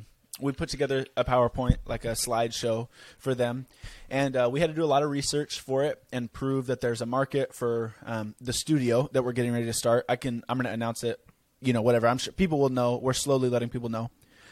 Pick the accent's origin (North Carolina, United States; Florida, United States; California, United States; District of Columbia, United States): California, United States; I'm this guy from California that meets girl on TikTok.